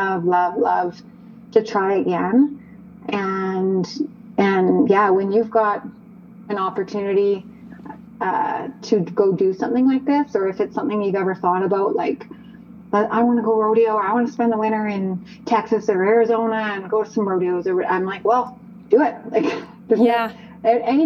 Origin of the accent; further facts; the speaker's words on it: Calgary, Alberta, Canada; also born or lived in Okotoks, Alberta; I grew up in Calgary and surrounding areas. So I've spent the better part of my life as a resident of Calgary and or Okotoks